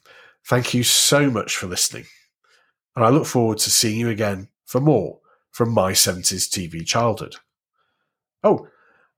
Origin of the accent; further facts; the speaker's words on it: Warrington, North West England, United Kingdom; a young child growing up in Warrington in the 70s